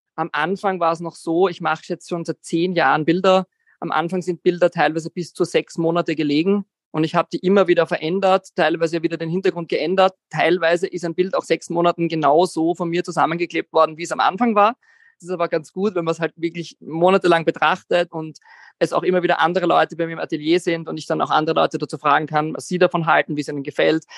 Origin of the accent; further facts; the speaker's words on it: Vienna, Austria; Ich bin aus Wien, 33 Jahre